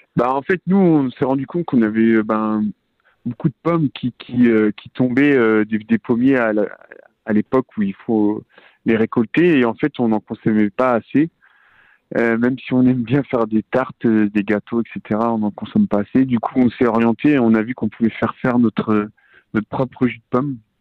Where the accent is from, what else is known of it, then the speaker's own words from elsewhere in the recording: Rennes, Brittany, France; je suis de Bretagne. Euh, de Rennes exactement, à côté de Rennes, dans la campagne